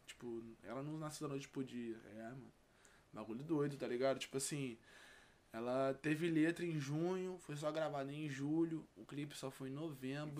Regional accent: Rio de Janeiro, Brazil; vim lá de Campo Grande, Zona Oeste

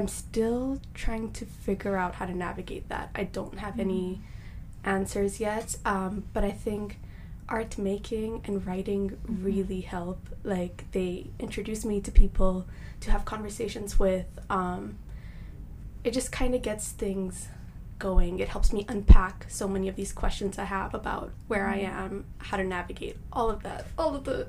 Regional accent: Japan; also born or lived in Hong Kong; I was born in Japan, raised there for a bit, moved to Hong Kong, and I came here to pursue my education and start a life for myself.

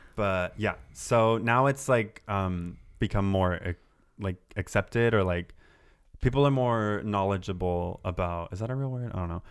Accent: Santa Barbara, California, United States; I grew up in Santa Barbara.

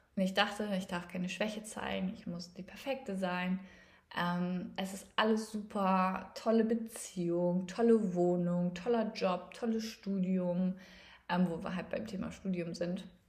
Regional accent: East Frisia, Lower Saxony, Germany; ich komme gebürtig aus Ostfriesland

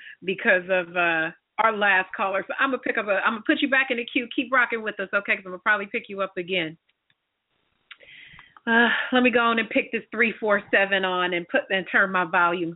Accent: West Coast, United States; accent: West Coast

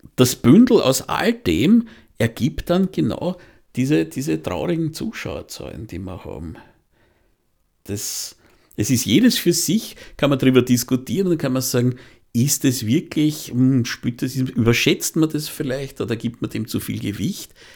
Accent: Austria; bei uns in Österreich

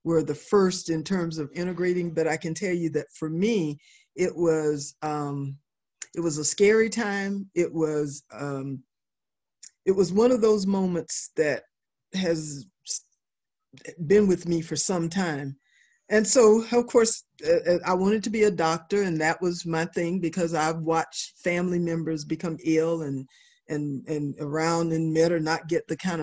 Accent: Metter, Georgia, United States; now in Virginia, United States; I'm from a little small town called Meta, Georgia

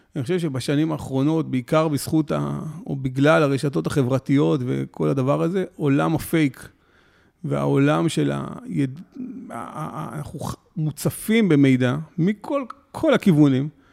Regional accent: Ra'anana, Central District, Israel; גדלתי ברעננה

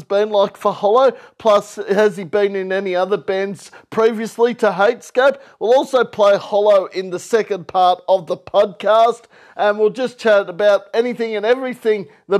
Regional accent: Kingaroy, Queensland, Australia; moved away; Growing up in Queensland, because I'm originally from Queensland, Kingaroy

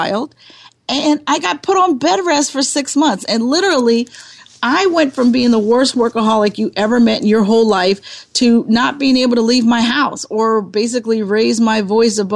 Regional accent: Bridgeville, Pennsylvania, United States; now in Philadelphia, United States; I am from the suburbs of Pittsburgh, Pennsylvania. I grew up in a little town called Bridgeville, Pennsylvania.

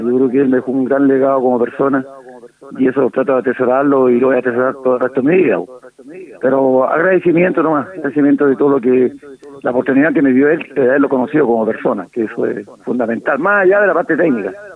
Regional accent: Ovalle, Coquimbo, Chile; yo soy de Ovalle. Y normalmente eh, los vallinos vamos a Serena

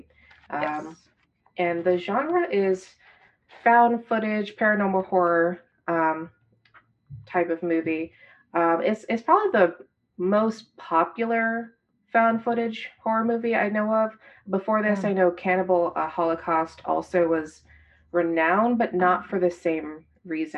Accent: Virginia, United States; I'm from Virginia, and it's only about an hour away from my childhood home.

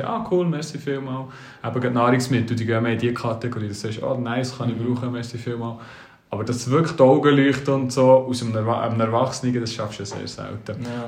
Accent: Switzerland; wer sind wir Schweizer

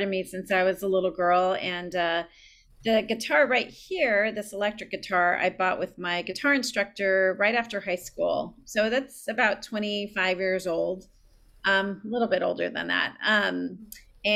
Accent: San Diego, California, United States; I grew up in San Diego. I still live here.

